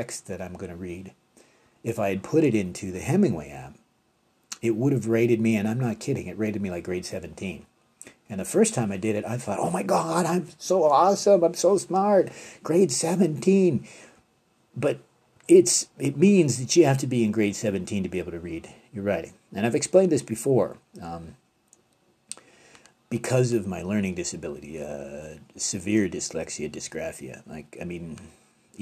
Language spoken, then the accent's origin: English; Canada; being Canadian